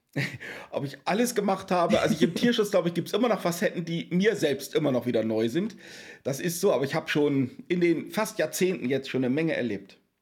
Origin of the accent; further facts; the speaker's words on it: Wesermarsch, Lower Saxony, Germany; Ich bin zwischen Bauernhöfen groß geworden. Also ich ah. bin auf dem Lande groß geworden. Daher kommt auch der Bezug zum ländlichen Raum und damit zu den Fragen der Tierhaltung. Weil ich komme aus der Wesermarsch